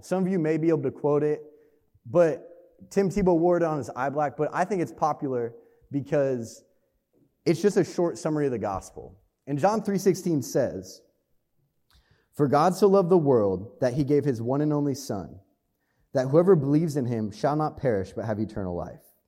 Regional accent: Hastings, Nebraska, United States; moved away as an adult; now in Lincoln, United States; I grew up in Hastings, Nebraska

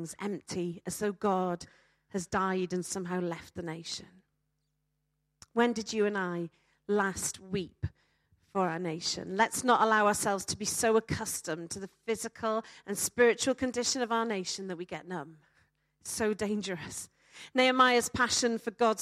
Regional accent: Wales, United Kingdom; I'm a Welsh speaker.

